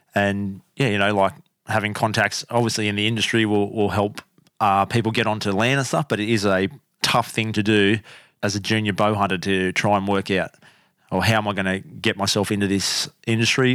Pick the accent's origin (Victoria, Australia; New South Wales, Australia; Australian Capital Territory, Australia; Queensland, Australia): Australian Capital Territory, Australia; Canberra; moved away; also born or lived in Brisbane; I grew up in Canberra. Humble beginnings in cold little Canberra